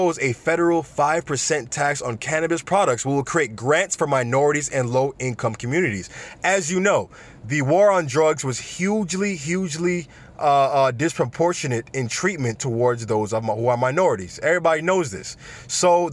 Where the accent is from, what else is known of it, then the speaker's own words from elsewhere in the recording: Jamaica; I'm Jamaican myself